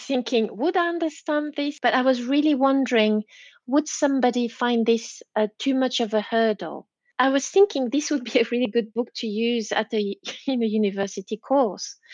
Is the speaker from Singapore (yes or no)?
no; Belgium; English is a second language; moved away as an adult; now in Leeds, United Kingdom; I'm Belgian, so yeah, uh, I'm a late bilingual